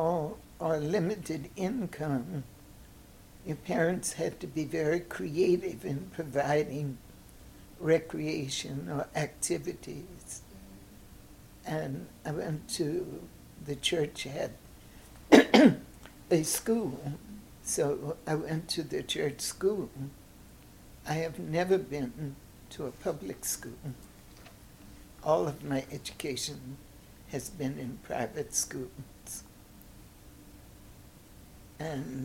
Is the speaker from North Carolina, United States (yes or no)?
yes; Tarboro, North Carolina, United States; moved away as an adult; also born or lived in Savannah, Georgia; now in St. Louis, United States; I was born in Savannah, but they left Savannah and moved to North Carolina, where he took on the work that my grandfather had started